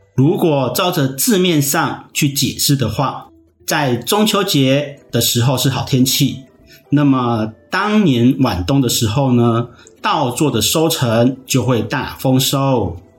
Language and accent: Chinese; Taiwan; 我们台湾人